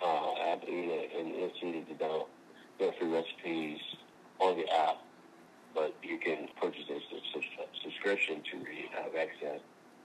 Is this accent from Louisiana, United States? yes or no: yes; Louisiana, United States; I'm from Louisiana. I'm bringing the Southern essence to California.